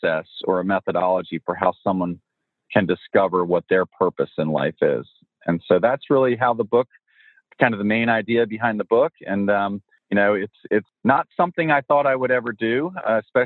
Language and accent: English; New Jersey, United States; born or raised there; moved away as an adult; also born or lived in Virginia